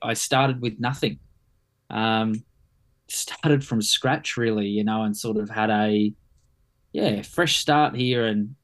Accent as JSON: {"language": "English", "town": "Sydney", "region": "New South Wales", "country": "Australia", "tie": "born or raised there", "moved": "as an adult", "lives_now": "Cairns, Australia", "said": "I grew up in Sydney, in Blacktown, Mount Druitt."}